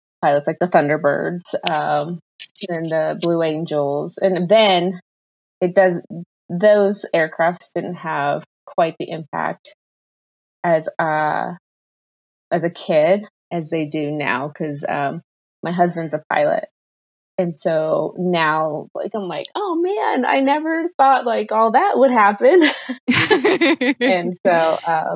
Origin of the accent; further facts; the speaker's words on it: Southington, Ohio, United States; moved away as an adult; I grew up in Ohio. It'll always be home